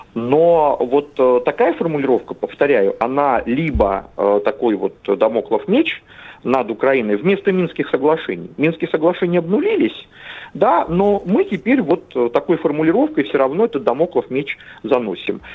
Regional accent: Central Black Earth Region, Russia; я вообще родом из Черноземья

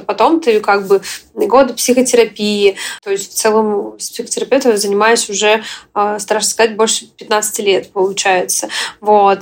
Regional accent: Ukraine; also born or lived in Russia; now in United States; я украинка, я в момент, э, когда началась война, все началось, я уехала из э, Российской Федерации

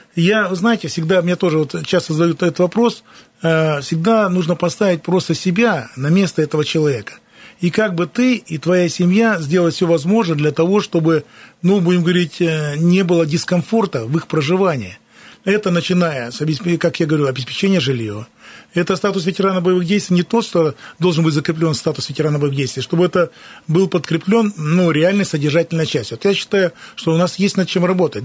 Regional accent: Krasnoyarsk, Krasnoyarsk Krai, Russia; я коренной красноярец, никуда не уезжал сюда

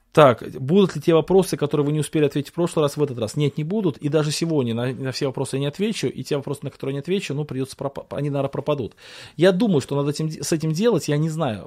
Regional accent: Russia; мы в России выросли, в Советском Союзе

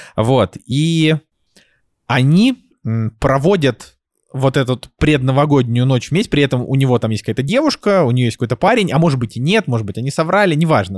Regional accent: Saint Petersburg, Russia; moved away; мой родной город

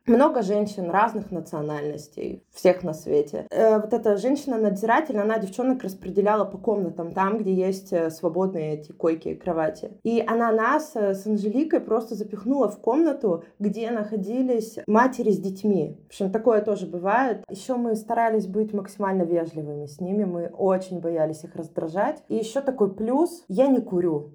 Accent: Yekaterinburg, Sverdlovsk Oblast, Russia; moved away as an adult; also born or lived in Moscow; родилась и выросла в Екатеринбурге. Я достаточно поздно переехала в Москву, в 25 лет.

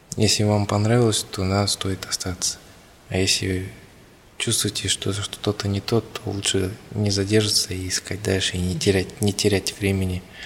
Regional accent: Kazakhstan; мы, казахи

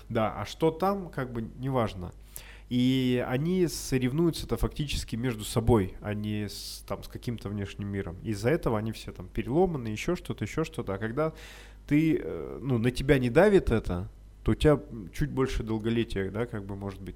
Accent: Urals, Russia; мы с Урала, там холодно

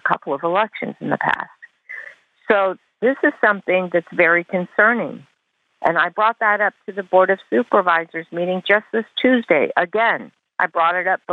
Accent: Taiwan; now in California, United States; I speak Chinese. I grew up in Taiwan

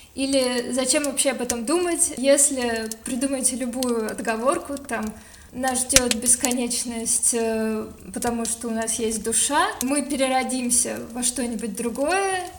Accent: Moscow, Russia; also born or lived in Kislovodsk, Russia; Вообще, я родилась в Кисловодске, но когда мне было полгода, мои родители переехали в Москву

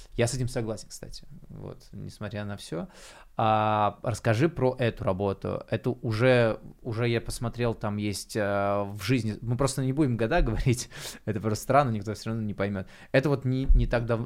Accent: Klintsy, Bryansk Oblast, Russia; moved away as an adult; now in Moscow, Russia; я из Брянской области города Клинцы приехал

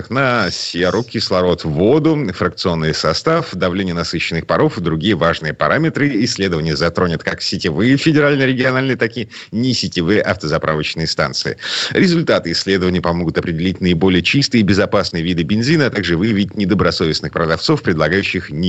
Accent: Saint Petersburg, Russia; из Петербурга

